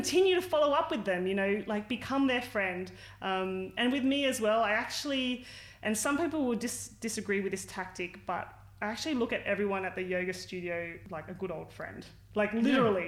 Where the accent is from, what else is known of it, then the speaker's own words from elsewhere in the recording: Sydney, New South Wales, Australia; I grew up in Western Sydney